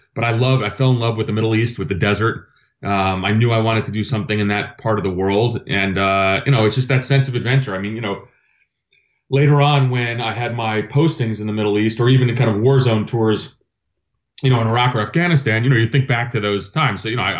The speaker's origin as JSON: {"language": "English", "town": "Athens", "region": "Attica", "country": "Greece", "tie": "born there", "said": "I was born in Athens, Greece. My dad was Greek. He went to the United States on a Fulbright scholarship, met my mom so my dad's Greek Orthodox."}